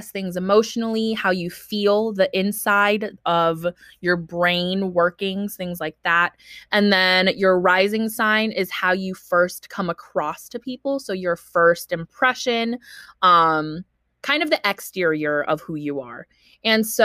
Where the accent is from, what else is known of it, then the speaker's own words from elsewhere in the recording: Bay Area, California, United States; English is a second language; also born or lived in Philippines; I am from California, grew up here in the Bay Area. I immigrated here when I was 4 from the Philippines